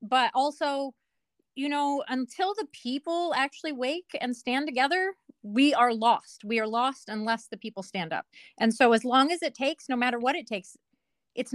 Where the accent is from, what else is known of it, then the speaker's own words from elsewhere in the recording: Nevada, United States; now in Washington, United States; I come from Nevada, or like the southwest part of America. So when I moved up here